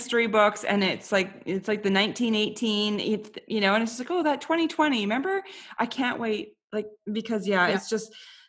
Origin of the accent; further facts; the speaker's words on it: Canada; I think it's also like being a Canadian woman where I felt, you know, I'm just so polite that I can't say no to anybody.